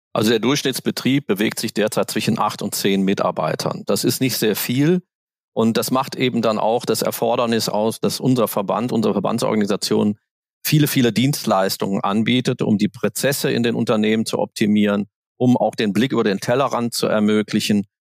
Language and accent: German; Aachen, North Rhine-Westphalia, Germany; moved away; Ich komme ursprünglich aus Aachen